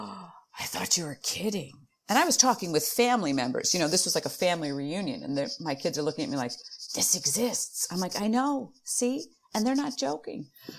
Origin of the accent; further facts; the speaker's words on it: Chicago, Illinois, United States; accent: Chicago flat A; I think it's being from Chicago. We're both from Chicago, and anyone who's from Chicago, we're able to do this flat A.